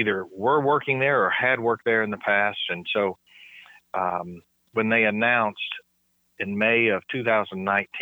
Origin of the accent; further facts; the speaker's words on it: Manchester, Tennessee, United States; I grew up in Manchester. At least that was my last several years of school.